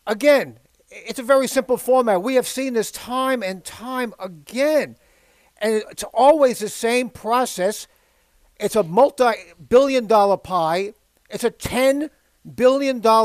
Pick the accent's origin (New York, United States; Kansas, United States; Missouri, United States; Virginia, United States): New York, United States; New York City; I was born in Brooklyn